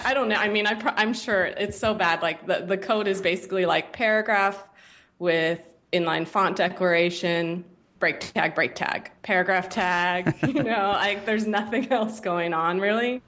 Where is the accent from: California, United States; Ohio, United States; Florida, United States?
California, United States; San Francisco Bay Area; moved away as an adult; also born or lived in New York; I grew up in the Bay Area, in, in the San Francisco Bay Area